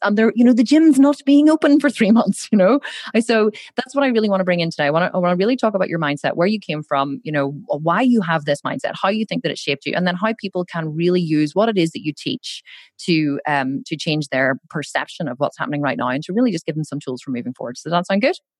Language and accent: English; Belfast, Northern Ireland, United Kingdom; I'm actually from Belfast up in the north of Ireland